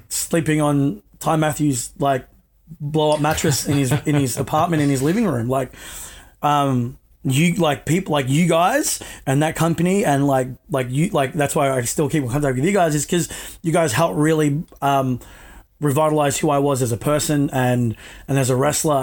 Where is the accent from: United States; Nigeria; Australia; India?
Australia; I was born here in Australia, so my parents just taught me you know, how to speak it